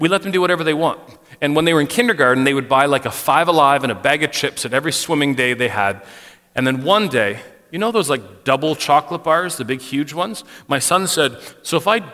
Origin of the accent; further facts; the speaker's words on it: Canada; for us as a Canadian paradigm